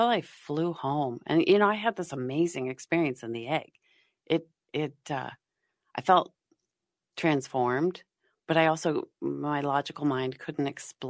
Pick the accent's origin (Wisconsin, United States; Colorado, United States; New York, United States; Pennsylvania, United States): Colorado, United States; Golden; also born or lived in Boulder, Colorado; now in Minnesota, United States; I grew up in Golden, Colorado